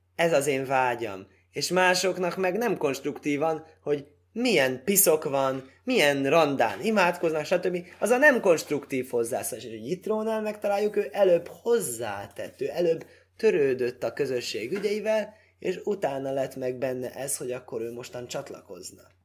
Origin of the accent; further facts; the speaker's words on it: Hungary; moved away; olyan magam fajta ember, aki elhagyja szülő hazáját, és akkor az, úgy, úgy számítják, mint magyar ember